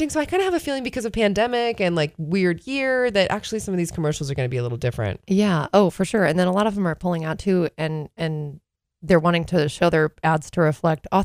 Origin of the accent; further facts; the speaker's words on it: Pacific Northwest, United States; growing up in the Pacific Northwest.